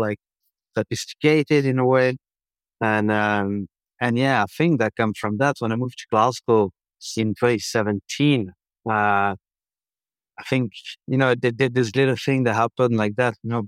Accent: Dijon, Bourgogne-Franche-Comté, France; moved away; I was growing up in France

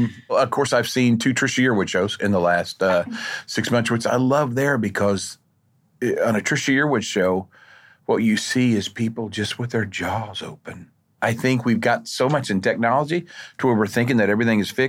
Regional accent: Oklahoma, United States; I'm from Oklahoma

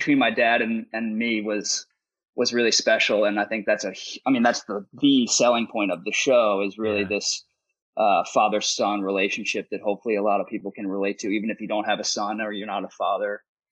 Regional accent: United States; as an American

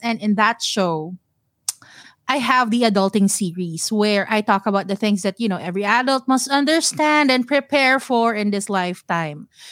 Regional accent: Mandaluyong, Metro Manila, Philippines; moved away as an adult; now in Singapore; I am born and raised in Manila, pure blood Manilenya.

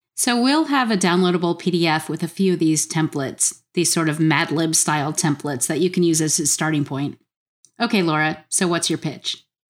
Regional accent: South Florida, United States; moved away as an adult; also born or lived in Atlanta / Kentucky; I actually grew up in South Florida

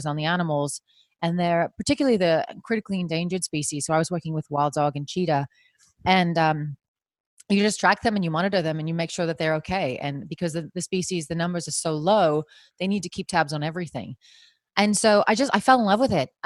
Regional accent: New Jersey, United States; moved away as an adult; also born or lived in South Africa; I am from New Jersey originally

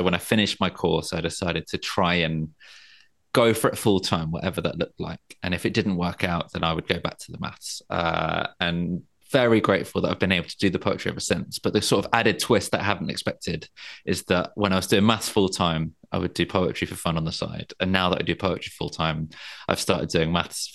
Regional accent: London, United Kingdom; moved away as an adult; now in Margate, United Kingdom; I grew up in London. And I now live down by the sea in Margate

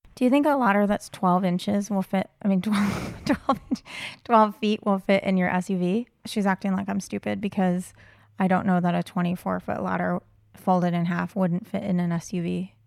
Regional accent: United States; I'm American

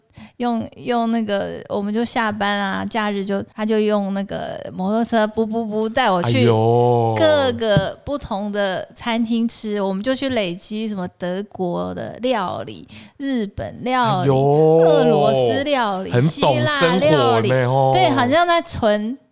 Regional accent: Taoyuan, Taiwan; 哦，我是桃园的眷村出来，我不是台北人呐。

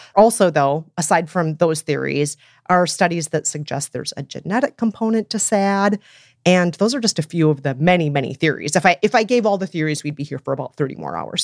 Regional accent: Minnesota, United States; my hometown, Minnesota

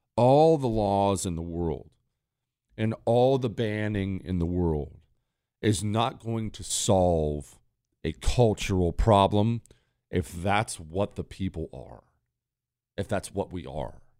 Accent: United States; as an American

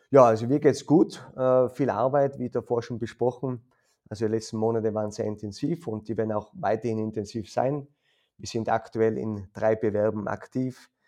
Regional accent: Tyrol, Austria; ich bin aus Tirol, kam dann nach, äh, nach Stationen äh, in, im Amateurfußball zur Akademie, äh, war dann Landesauswahltrainer, Stützpunkttrainer

